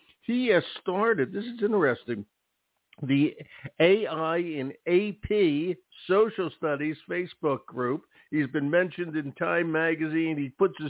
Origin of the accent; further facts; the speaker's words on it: Philadelphia, Pennsylvania, United States; accent: Philadelphia; My accent's Philadelphia. My accent's Philadelphia.